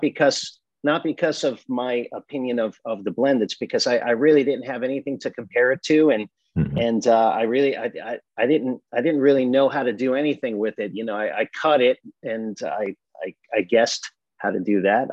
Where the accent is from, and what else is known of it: Massapequa Park, New York, United States; born or raised there; also born or lived in Brooklyn, New York